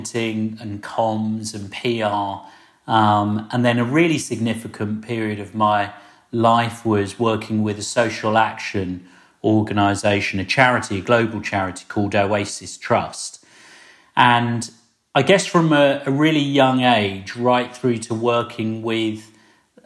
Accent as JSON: {"language": "English", "town": "Slough", "region": "South East England", "country": "United Kingdom", "tie": "born or raised there", "said": "I grew up in Britain in the 70s in a place called Slough. Lots of people have poked fun at Slough over the years. But I'm Slough born and bred and proud."}